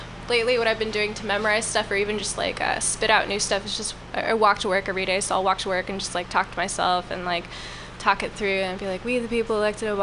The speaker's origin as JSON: {"language": "English", "area": "Orange County", "region": "Southern California", "country": "United States", "tie": "born or raised there", "moved": "as an adult", "lives_now": "San Francisco, United States", "said": "I grew up in Orange County in Southern California, and I moved here 7 years ago"}